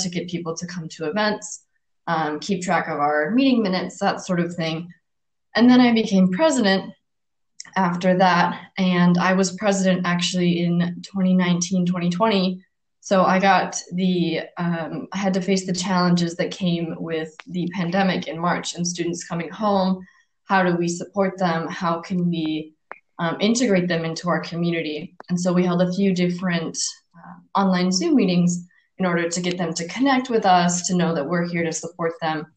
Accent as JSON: {"language": "English", "country": "United States", "also_born_or_lived": "Finland", "said": "I'm from the capital of my state, which has about 300,000 people"}